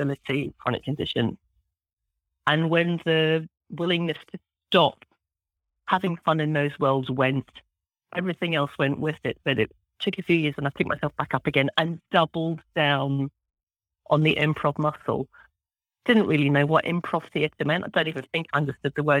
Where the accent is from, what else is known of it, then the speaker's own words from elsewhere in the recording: just outside Glasgow, Scotland, United Kingdom; I grew up in Scotland, just outside the city of Glasgow in the west coast of Scotland